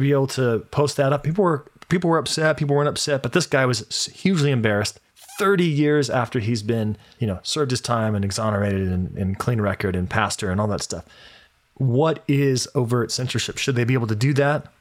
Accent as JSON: {"language": "English", "town": "Las Vegas", "region": "Nevada", "country": "United States", "moved": "yes", "said": "I'm from Las Vegas"}